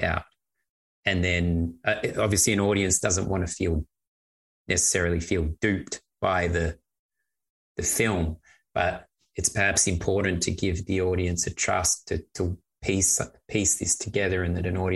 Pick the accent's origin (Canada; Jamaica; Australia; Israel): Australia; now in Hamburg, Germany; Now that I live in Germany, I, as an Australian living here